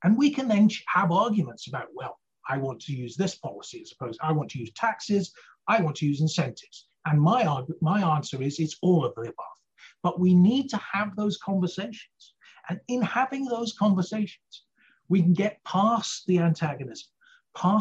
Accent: Scotland, United Kingdom; now in United States; I'm a Scot

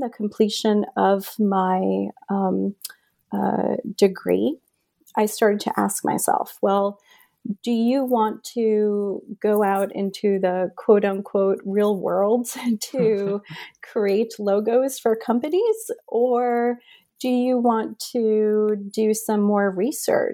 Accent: Union City, New Jersey, United States; also born or lived in Medellín, Colombia; I was born in Medellin, Colombia. I arrived to the United States with my mom when I am a year old, and we settle in Union City, New Jersey

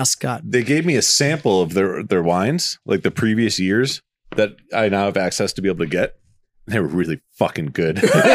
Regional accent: Boston, Massachusetts, United States; I'm originally from Boston

